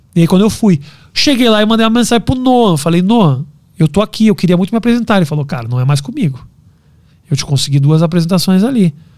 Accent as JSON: {"language": "Portuguese", "country": "Brazil", "moved": "yes", "said": "eu sou, sou do Brasil, sou comediante, eu me apresentei aqui."}